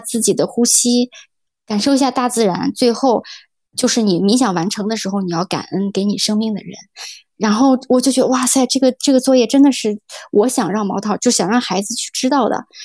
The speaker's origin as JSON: {"language": "Chinese", "town": "Urumqi", "region": "Xinjiang", "country": "China", "tie": "born or raised there", "also_born_or_lived": "Belgium / Shanghai / Xiamen / Qingdao", "moved": "as an adult", "lives_now": "Malta", "said": "我是这个在新疆的乌鲁木齐出生长大"}